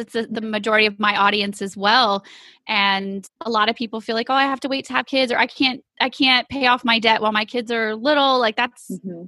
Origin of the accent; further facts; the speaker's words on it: East Texas, United States; we are from East Texas